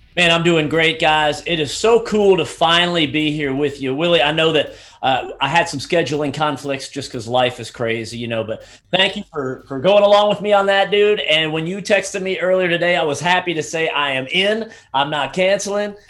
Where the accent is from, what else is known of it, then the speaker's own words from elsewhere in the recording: Southeastern United States, United States; as a teenager growing up in the Southeastern United States